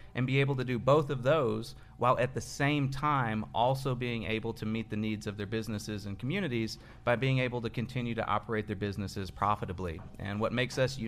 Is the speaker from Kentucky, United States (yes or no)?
yes; Lexington, Kentucky, United States; I'm from here in Lexington, grew up, went to Paul Lawrence Dunbar